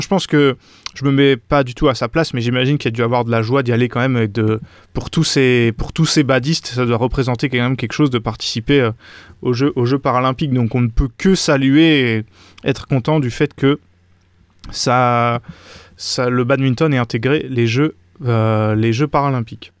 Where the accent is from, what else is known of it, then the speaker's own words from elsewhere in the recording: France; en tant que français